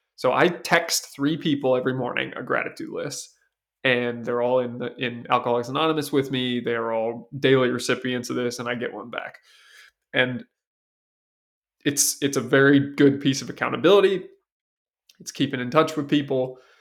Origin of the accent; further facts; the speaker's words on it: Seattle, Washington, United States; I was raised in Seattle